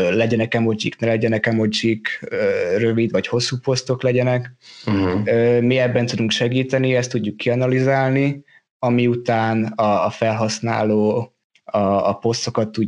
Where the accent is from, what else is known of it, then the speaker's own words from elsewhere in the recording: Hungary; moved away as an adult; now in Denmark; Hát én ugye Magyarországról jöttem Dániába, körülbelül négy és fél éve ide jöttem tanulni